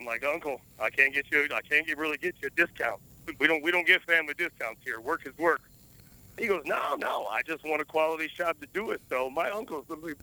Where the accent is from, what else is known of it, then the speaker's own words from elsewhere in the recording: Michigan, United States; moved away as an adult; now in Las Vegas, United States; Originally, I'm from Michigan. But I've been in Vegas for about 15 years.